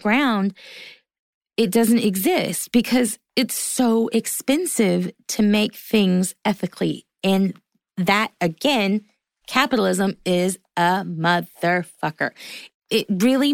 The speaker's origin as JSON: {"language": "English", "area": "the South", "region": "Southern United States", "country": "United States", "said": "I'm a Southerner too."}